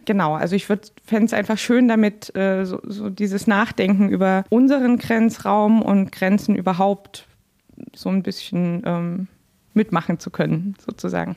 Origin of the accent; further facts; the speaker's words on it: Dresden, Saxony, Germany; moved away as an adult; also born or lived in Görlitz / Zittau; now in Frankfurt (Oder), Germany; in Dresden, wo ich aufgewachsen bin